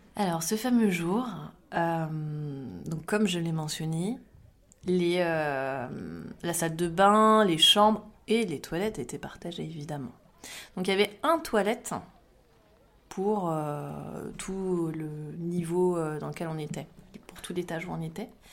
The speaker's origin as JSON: {"language": "French", "area": "Champagne-Ardenne", "region": "Grand Est", "country": "France", "moved": "yes", "lives_now": "Bordeaux, France", "said": "j'habite à Bordeaux, je travaille dans l'informatique et euh, je viens de Champagne-Ardenne"}